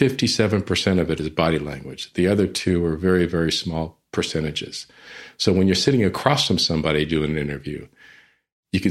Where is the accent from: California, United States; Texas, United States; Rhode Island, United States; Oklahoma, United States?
Texas, United States; San Antonio; I'm from San Antonio, was in San Antonio at the time